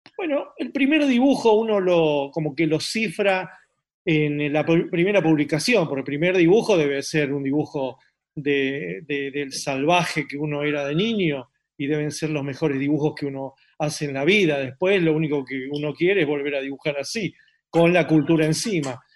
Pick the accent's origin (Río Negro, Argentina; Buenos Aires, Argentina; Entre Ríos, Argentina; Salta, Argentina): Buenos Aires, Argentina; also born or lived in San Isidro; yo nací en San Isidro, al año y medio mis padres eh, me trajeron a, una casa en, en, Boedo, es decir, mi infancia es Boedo